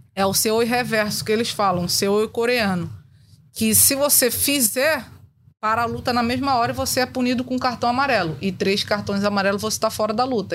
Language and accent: Portuguese; Rio de Janeiro, Brazil; eu cresci na Cidade de Deus